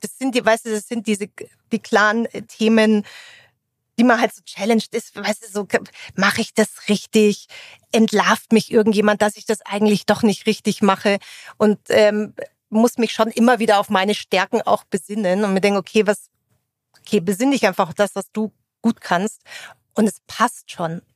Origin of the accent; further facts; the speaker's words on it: Munich, Bavaria, Germany; Eigentlich komme ich aus dem Münchner Umland. So ein echter Münchner würde sagen, das gilt gar nicht. Habe aber natürlich auch viel Zeit in München verbracht, äh, bin da zur Schule gegangen